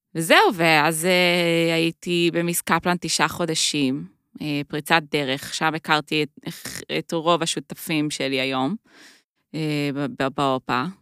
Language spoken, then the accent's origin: Hebrew; Jerusalem, Jerusalem District, Israel; moved away as an adult; also born or lived in United States / New York; now in Tel Aviv, Israel; אני ירושלמית